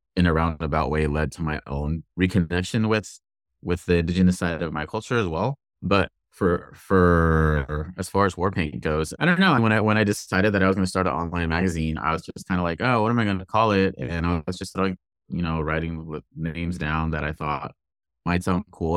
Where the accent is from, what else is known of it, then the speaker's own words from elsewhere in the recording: Inglewood, California, United States; now in Portland, United States; I grew up, my hometown is Inglewood, California